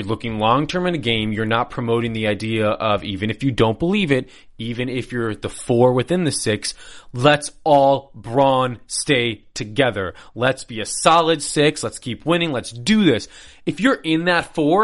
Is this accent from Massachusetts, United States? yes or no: no; Chicago, Illinois, United States; I grew up in Chicago